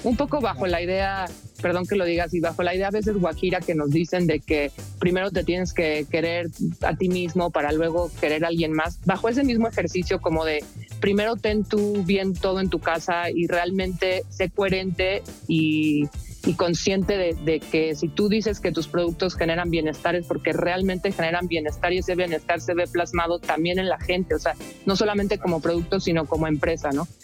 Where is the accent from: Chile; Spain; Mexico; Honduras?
Mexico; como mexicanos